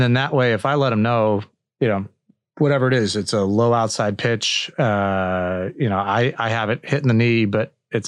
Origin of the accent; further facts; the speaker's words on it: Chicago, Illinois, United States; I'm from the Chicago area.